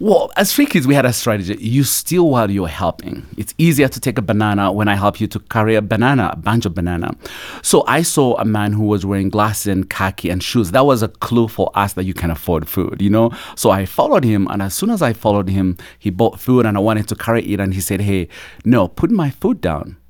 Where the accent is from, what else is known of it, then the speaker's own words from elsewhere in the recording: Uganda; also born or lived in Kampala, Uganda; now in United States; I grew up in a small little village at the border of Uganda and Rwanda